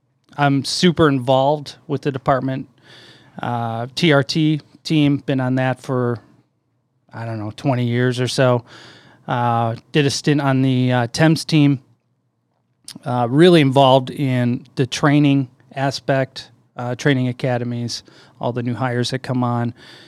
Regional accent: St. Charles, Illinois, United States; I grew up in St. Charles

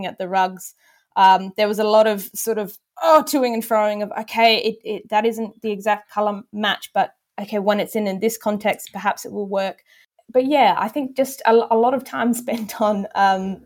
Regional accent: Brisbane, Queensland, Australia; moved away; I'm a Queenslander at heart, and I sort of lived in that heartland in my early years in Brisbane

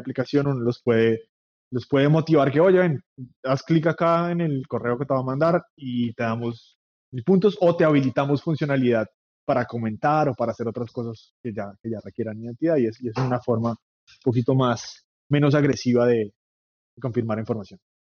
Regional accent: Bogotá, Colombia; moved away as an adult; now in New York, United States; soy colombiano de Bogotá, vivo en Nueva York hace casi 10 años.

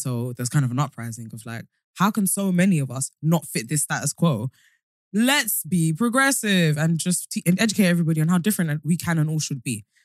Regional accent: London, United Kingdom; born or raised there

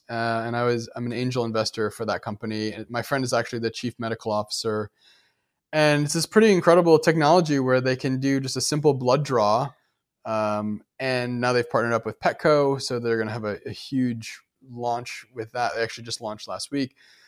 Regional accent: Midwest, United States; And it reminds me of, like, I grew up in the Midwest.

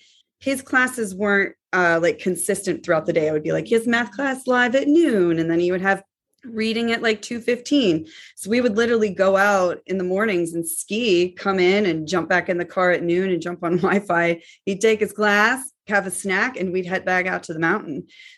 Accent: Pittsburgh, Pennsylvania, United States; moved away; also born or lived in Aspen, Colorado; I grew up in Pittsburgh.

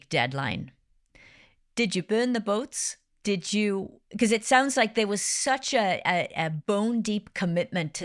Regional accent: Wales, United Kingdom; my home country, in Wales

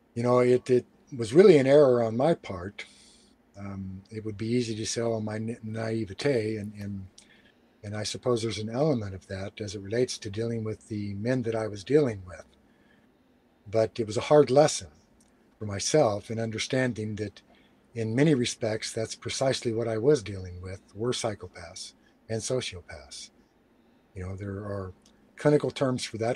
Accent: United States; I'm an American and proud of it

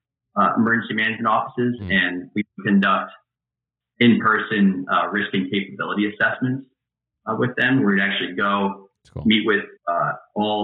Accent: Albany, New York, United States; I'm from the Albany, New York area

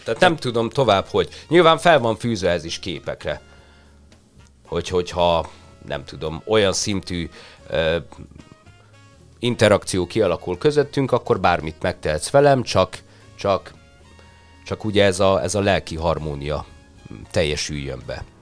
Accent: Hungary; én már itt születtem Magyarországon

